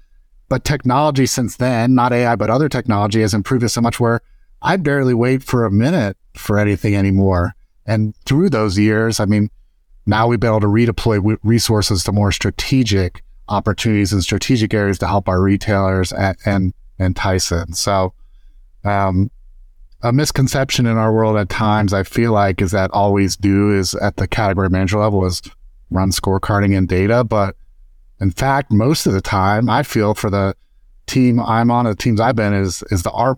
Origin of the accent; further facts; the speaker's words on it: Dayton, Ohio, United States; also born or lived in Arkansas; now in Cincinnati, United States; So I'm originally from Dayton, Ohio. I currently live in Cincinnati. We've been here for about 8 years. I've lived around the state a little bit. I did live in Arkansas, in Bentonville area and Fayetteville area